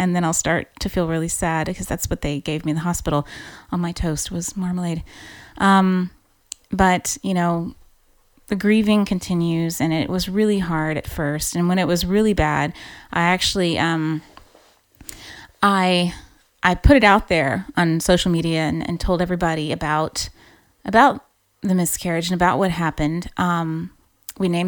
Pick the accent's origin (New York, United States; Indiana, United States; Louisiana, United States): Louisiana, United States; moved away as an adult; now in Ireland; I grew up in Louisiana, so I'm a Cajun girl